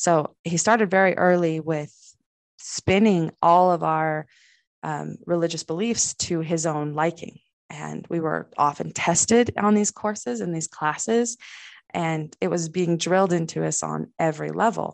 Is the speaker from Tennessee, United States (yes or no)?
no; Salt Lake City, Utah, United States; I was raised in the middle of Salt Lake, but we still shut the outside world out